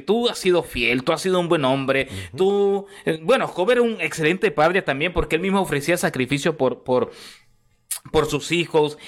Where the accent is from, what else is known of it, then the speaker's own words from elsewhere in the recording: Costa Rica; also born or lived in Nicaragua; now in Houston, United States; soy nicaragüense, criado en Costa Rica, eh, vivo en Estados Unidos, en Houston, Texas